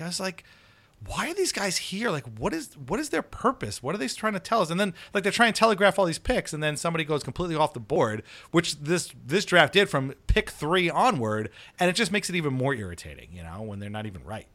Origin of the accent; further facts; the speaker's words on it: New York City, New York, United States; I grew up on Staten Island